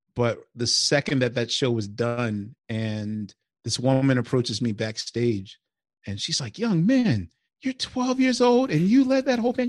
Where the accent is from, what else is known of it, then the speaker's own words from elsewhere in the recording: Philadelphia, Pennsylvania, United States; I'm I'm from West Philly, so West and Southwest Philly are kind of like where my and Center City, of course, is like where my DNA is implanted